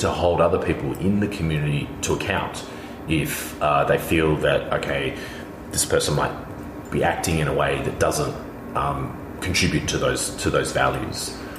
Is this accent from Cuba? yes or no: no; Australia; now in Berlin, Germany; I'm Australian.